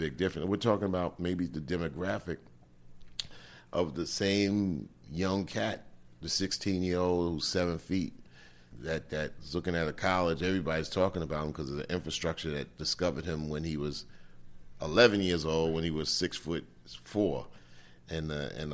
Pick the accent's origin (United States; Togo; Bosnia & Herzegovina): United States; New York; we grew up in New York in the 60s and 70s from 0 to 15